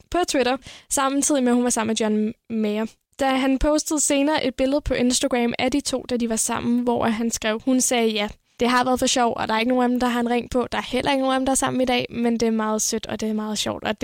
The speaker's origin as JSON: {"language": "Danish", "town": "Viborg", "region": "Central Denmark Region", "country": "Denmark", "said": "og jeg kommer fra Viborg."}